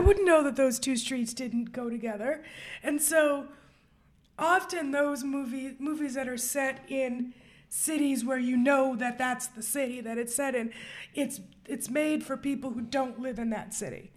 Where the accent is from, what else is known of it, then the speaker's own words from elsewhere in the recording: New York, United States; I grew up in New York